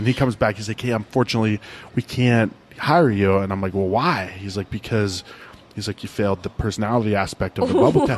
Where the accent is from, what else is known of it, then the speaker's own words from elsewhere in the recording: Ohio, United States; I grew up in Ohio